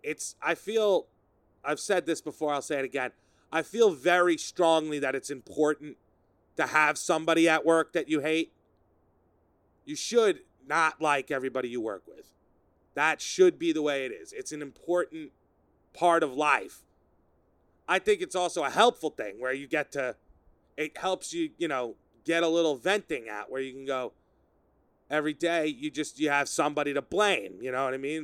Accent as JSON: {"language": "English", "town": "Sayville", "region": "New York", "country": "United States", "tie": "born or raised there", "said": "my hometown of Sayville. Sayville, New York, where I grew up"}